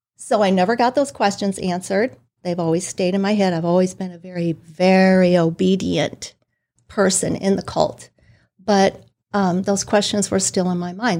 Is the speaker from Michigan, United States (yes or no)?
yes; Detroit, Michigan, United States; I was raised in the Detroit, Michigan area.